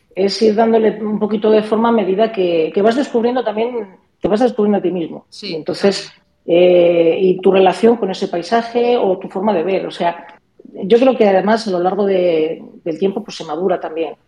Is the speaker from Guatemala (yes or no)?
no; Zamora, Castile and León, Spain; yo soy de Zamora